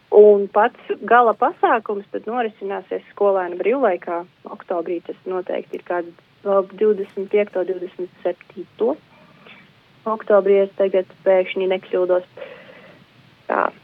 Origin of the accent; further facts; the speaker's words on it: Galēni, Latgale, Latvia; moved away; es esmu no Varakļāna novada, tepat līdzās Preļu novadam no Galēniem